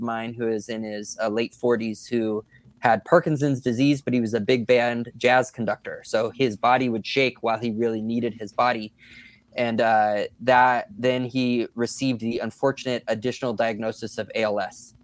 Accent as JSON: {"language": "English", "area": "just south of Sacramento", "region": "Northern California", "country": "United States", "tie": "born or raised there", "also_born_or_lived": "San Diego, California", "said": "I was born down there and spent a lot of adult life there. And I was raised in Northern California, uh, just south of Sacramento."}